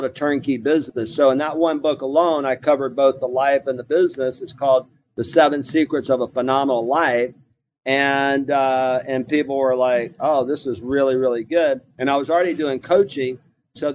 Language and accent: English; Mobile, Alabama, United States; moved away as an adult; also born or lived in Houston, Texas; I'm originally from what I call LA, Lower Alabama, and I grew up on welfare in Mobile, Alabama